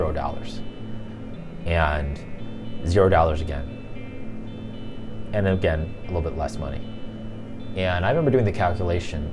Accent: Chicago, Illinois, United States; I grew up in the city of Chicago

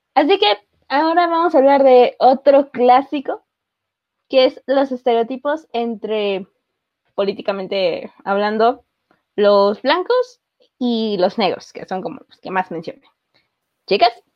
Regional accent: Mexico

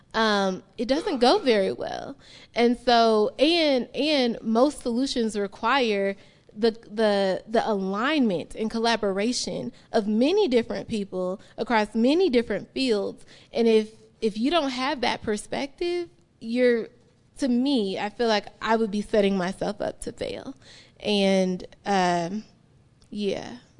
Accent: Chicago, Illinois, United States; now in Utah, United States; I'm a curly-haired black woman from Chicago

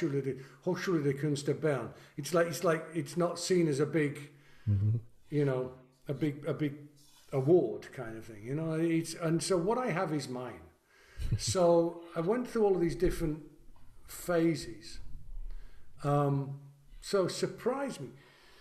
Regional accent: England, United Kingdom; I'm also English, so I find it somewhat ungentlemanly to do it.

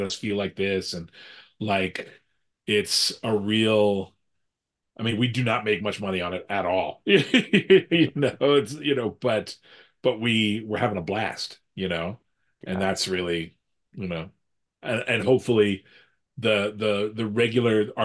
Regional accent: United States; I'm an American guy in his early 50s.

